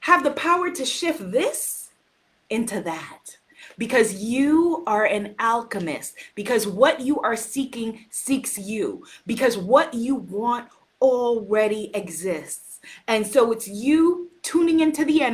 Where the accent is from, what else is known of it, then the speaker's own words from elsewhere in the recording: United States; I'm an American